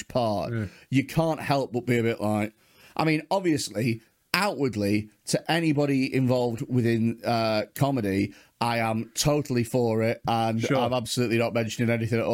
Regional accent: Preston, North West England, United Kingdom; I come from Preston

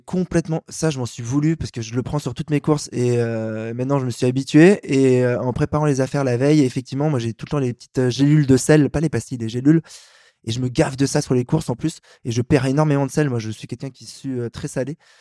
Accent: Paris, Île-de-France, France; je suis un Parisien euh, qui prend le métro, qui est mon passe Navigo

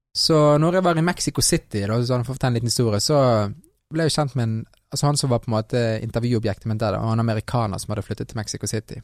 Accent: Norway; jeg er halvt fra Colombia, så har jo jeg eh, vokst opp i Norge

